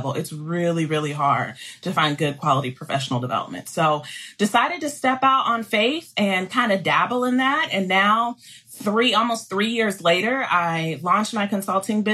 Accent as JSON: {"language": "English", "town": "Columbus", "region": "Ohio", "country": "United States", "tie": "born or raised there", "also_born_or_lived": "Charlotte, North Carolina / Mississippi", "moved": "as an adult", "said": "I am a Buckeye girl, so I grew up in Columbus, Ohio."}